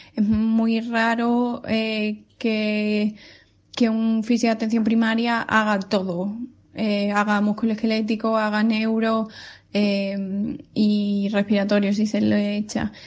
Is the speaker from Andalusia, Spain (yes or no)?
yes; Seville, Andalusia, Spain; moved away as an adult; also born or lived in Ponferrada, Spain; now in Manchester, United Kingdom; soy sevillana